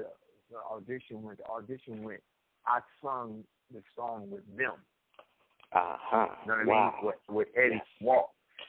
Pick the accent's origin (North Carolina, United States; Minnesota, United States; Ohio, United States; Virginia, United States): Ohio, United States; Cleveland; I'm from Cleveland, Ohio.